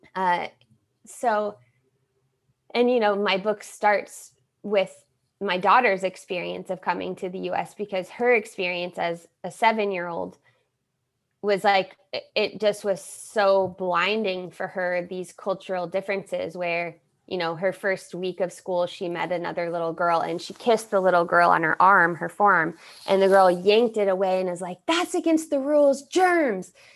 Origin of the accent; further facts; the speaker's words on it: United States; first language English; moved away; also born or lived in Rio de Janeiro, Brazil; I am American and I'm gonna go back to my Americanness in America